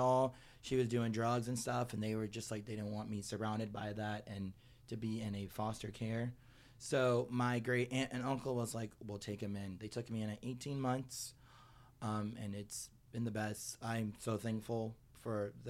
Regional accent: St. Petersburg, Florida, United States; I am originally from St. Petersburg, Florida

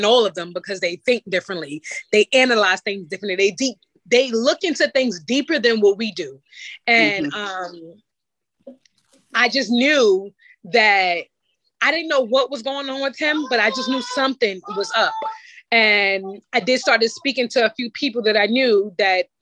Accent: New York, United States; I'm from New York

